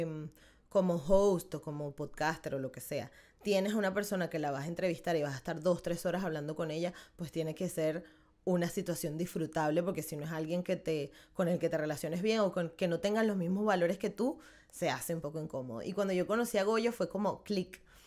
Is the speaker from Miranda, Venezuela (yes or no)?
yes; Guatire, Miranda, Venezuela; also born or lived in Caracas; yo crecí en Guatire